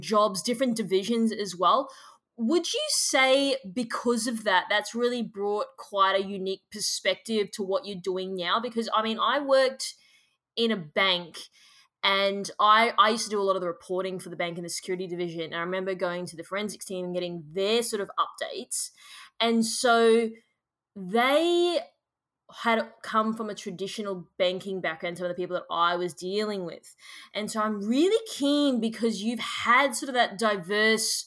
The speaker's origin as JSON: {"language": "English", "country": "Australia", "said": "as an Australian"}